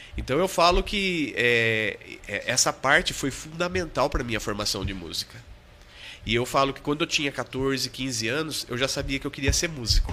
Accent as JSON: {"language": "Portuguese", "town": "Botucatu", "region": "São Paulo", "country": "Brazil", "tie": "born or raised there", "said": "Eu sou botucatuense, né? Sou da Gema"}